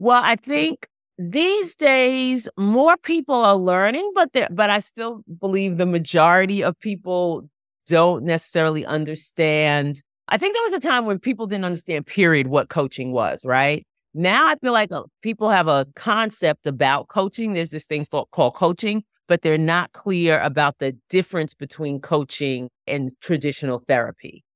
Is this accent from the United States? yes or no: yes; Long Island, New York, United States; moved away; also born or lived in Chesapeake Bay area; I grew up on Long Island, right, so all, I grew up ten, fifteen minutes from the beach, that was my whole life.